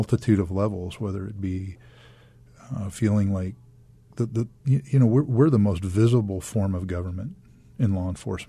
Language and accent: English; Baltimore, Maryland, United States; also born or lived in Fresno, United States; now in Arizona, United States; No, I grew up in Baltimore and then in Fresno, California.